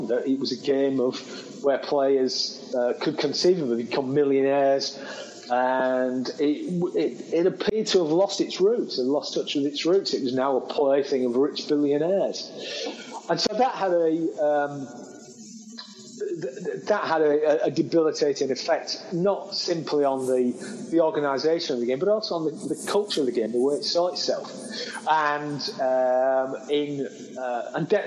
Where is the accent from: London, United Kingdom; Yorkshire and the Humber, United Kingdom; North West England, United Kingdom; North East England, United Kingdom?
Yorkshire and the Humber, United Kingdom; Hull; my hometown, that Hull